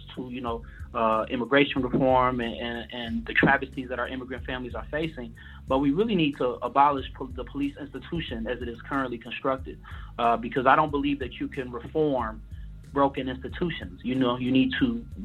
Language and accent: English; Chicago, Illinois, United States; I'm from Chicago